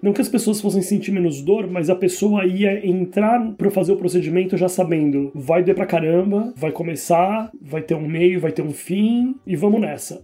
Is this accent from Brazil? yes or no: yes; Brazil; moved away as an adult; now in Ireland; eu saí do Brasil, eu trabalho na Irlanda